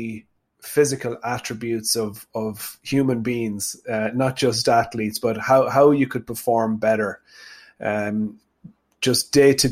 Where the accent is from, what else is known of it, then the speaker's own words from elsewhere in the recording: Tubbercurry, Connacht, Ireland; I'm from Sligo. I grew up on a small farm in a place called Chaffpool near Tubbercurry in South Sligo